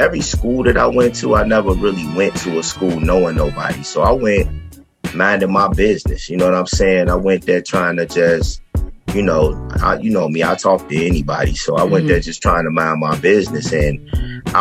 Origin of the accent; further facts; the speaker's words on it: Chicago, Illinois, United States; I had changed as a Chicagoan, you know what I mean? Like, because when you growing up here